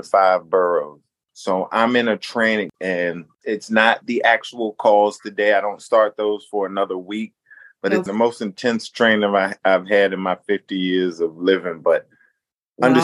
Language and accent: English; Newport News, Virginia, United States; moved away; also born or lived in Boston; I am from Newport News, Virginia, a little town that birthed guys like Allen Iverson and Michael Vick.